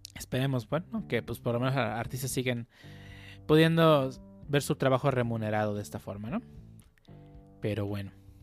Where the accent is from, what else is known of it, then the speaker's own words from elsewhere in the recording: Mexico; somos de México